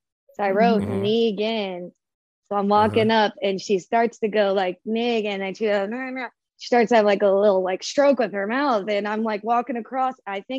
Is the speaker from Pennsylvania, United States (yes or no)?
no; Agoura Hills, California, United States; I'm from Los Angeles, California, specifically Agora Hills.